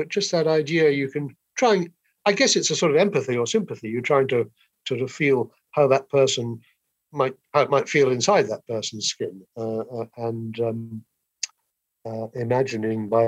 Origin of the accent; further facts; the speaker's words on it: England, United Kingdom; I'm an Englishman